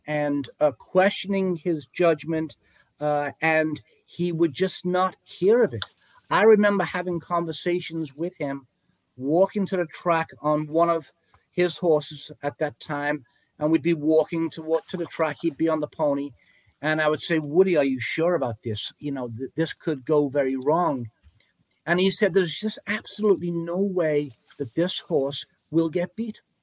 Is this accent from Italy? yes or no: no; England, United Kingdom; moved away as an adult; now in United States; I came from England. Uh, I was an apprentice jockey over there, rode uh, some races in England and Germany, came to America in 1977